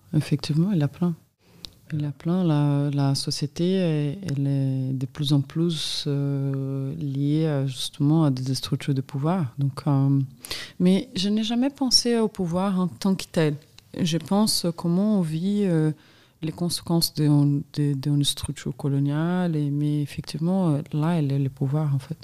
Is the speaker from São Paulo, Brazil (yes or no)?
yes; São Paulo, Brazil; French is a second language; moved away as an adult; also born or lived in Minas Gerais; now in France; j'ai grandi dans cette ville en adolescence, mais j'ai passé toute ma vie à São Paulo